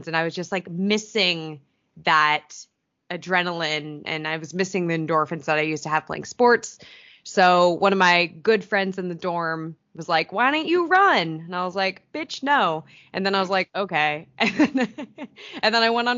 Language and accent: English; Chico, California, United States; now in Long Beach, United States; I am from Northern California originally, Chico